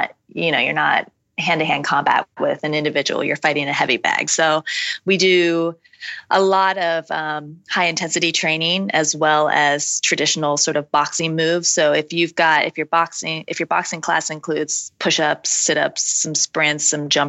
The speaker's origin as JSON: {"language": "English", "country": "United States", "said": "I, as an American"}